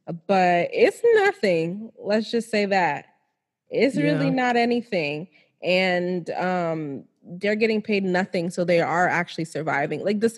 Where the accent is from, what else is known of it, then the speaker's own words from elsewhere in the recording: United States; moved away as an adult; now in Nigeria; I'm prouder to be Nigerian than I am to be American